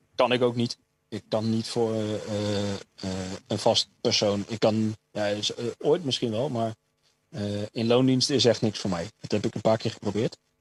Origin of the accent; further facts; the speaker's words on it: Stadskanaal, Groningen, Netherlands; moved away; in Stadskanaal, waar ik vandaan kom